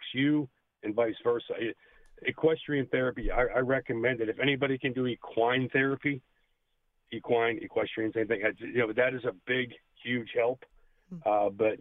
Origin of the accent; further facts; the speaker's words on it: Pittsburgh, Pennsylvania, United States; now in Sacramento, United States; my local show here that I take from Pittsburgh, where I grew up in Pennsylvania, to Sacramento